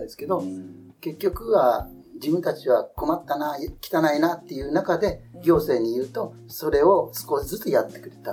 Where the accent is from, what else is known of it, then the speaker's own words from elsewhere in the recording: Tokyo, Japan; 商店街の近くに、サイヤンマーケットっていうのがありまして、そこで私は生まれた